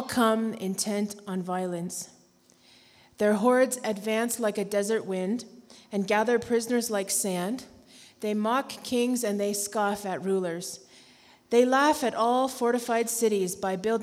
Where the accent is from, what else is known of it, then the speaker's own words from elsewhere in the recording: Canada; moved away; We have four kids, and we're from Canada, which is not America